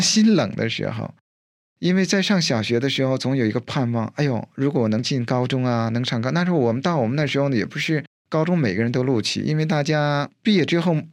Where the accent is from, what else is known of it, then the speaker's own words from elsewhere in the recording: China; moved away; 我是在大陆长大的